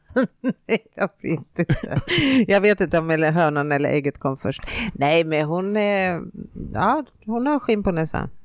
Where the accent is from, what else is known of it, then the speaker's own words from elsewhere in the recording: Finland; moved away; also born or lived in Stockholm, Sweden; jag har ju bott i Finland och jag har inte bott i en storstad, jag har bott i en liten, liten by med 3000 invånare.